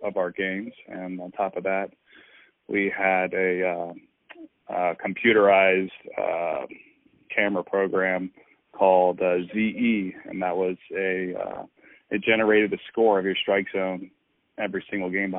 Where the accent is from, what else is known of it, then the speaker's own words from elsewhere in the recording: just outside Atlanta, Georgia, United States; I grew up in Georgia, just outside Atlanta